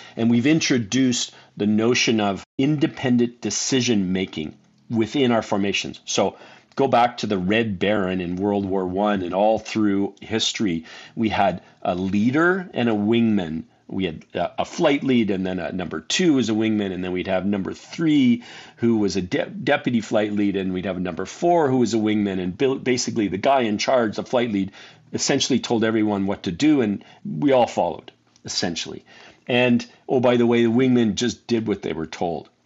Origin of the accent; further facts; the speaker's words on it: Canada; I grew up in Canada, so I, I flew in Cold Lake, Alberta